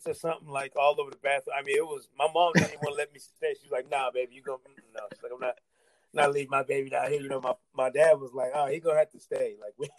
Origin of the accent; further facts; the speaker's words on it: Grand Rapids, Michigan, United States; moved away as an adult; also born or lived in Jackson, Mississippi; Grand Rapids, Michigan is my hometown